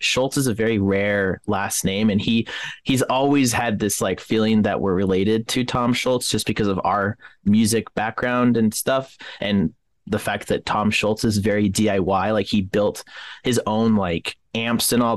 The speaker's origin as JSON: {"language": "English", "country": "Canada", "tie": "born or raised there", "moved": "yes", "lives_now": "United States", "said": "I'm Canadian myself. I was born in Canada along with my brothers and my mom and my dad, but we were able to get American citizenship here, but all of my family lives in Canada"}